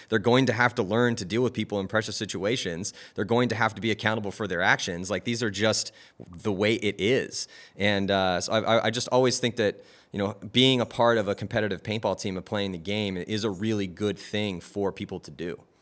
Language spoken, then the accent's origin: English; California, United States; I was from California